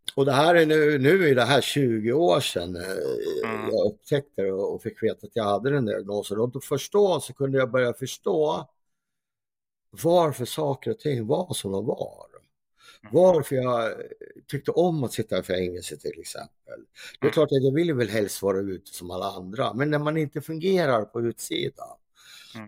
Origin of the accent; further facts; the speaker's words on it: Gävle, Gävleborg County, Sweden; här i Gävle, där jag kommer från